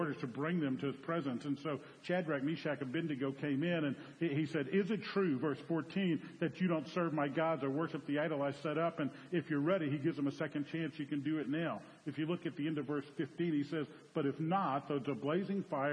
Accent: New Orleans, Louisiana, United States; I'm from New Orleans

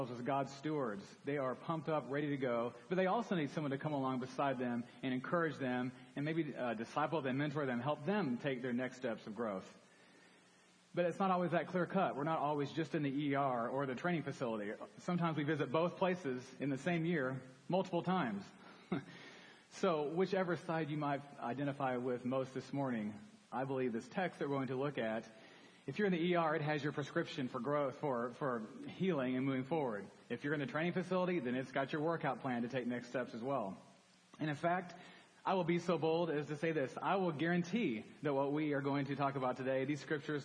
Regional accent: Dallas, Texas, United States; I grew up in Dallas, came to Baylor as a freshman.

